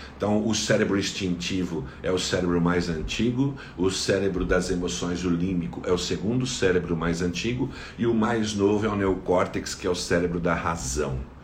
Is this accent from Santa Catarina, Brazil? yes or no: no; São Paulo, Brazil; Sou aqui da cidade de São Paulo